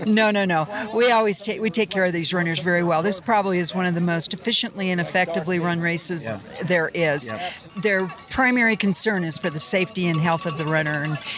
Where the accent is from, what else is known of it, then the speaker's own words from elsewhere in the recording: California, United States; also born or lived in Laguna Beach, California; Well, I'm from California. I live in Laguna Beach.